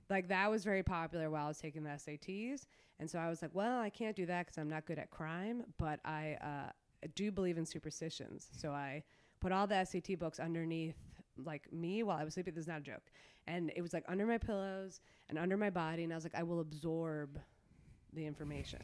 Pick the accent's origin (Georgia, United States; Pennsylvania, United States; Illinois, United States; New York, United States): New York, United States; New York City; also born or lived in Brooklyn; I'm from Queens, uh, born and raised.